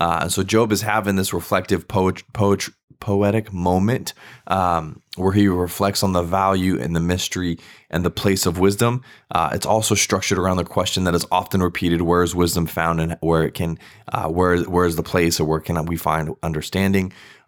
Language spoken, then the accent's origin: English; Virginia, United States; I grew up in Virginia, so y'all is a big staple there.